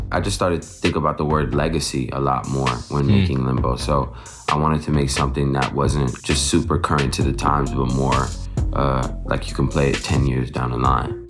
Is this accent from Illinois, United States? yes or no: no; Portland, Oregon, United States; as a black person growing up in Portland, Oregon, we never felt welcome.